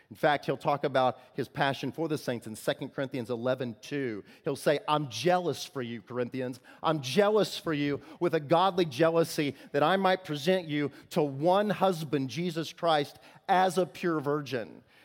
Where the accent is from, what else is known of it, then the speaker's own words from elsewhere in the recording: Illinois, United States; I'm from Illinois